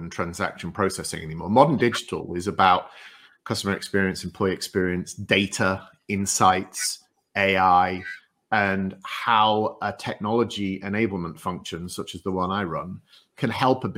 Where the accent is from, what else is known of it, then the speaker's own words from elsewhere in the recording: northeast coast of England, North East England, United Kingdom; moved away as an adult; also born or lived in Loughborough, England; now in United States; I'm from the northeast coast of England, as you can tell by my accent, but I'm now an American.